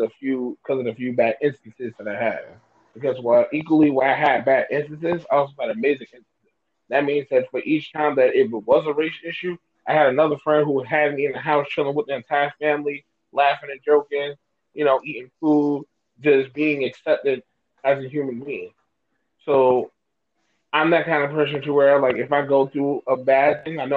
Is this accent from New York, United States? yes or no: yes; New York City, New York, United States; We was born and raised in New York City.